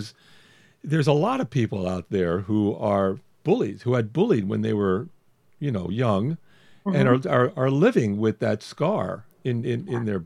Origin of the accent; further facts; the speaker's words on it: North Miami, Florida, United States; when I was a child growing up in North Miami, Florida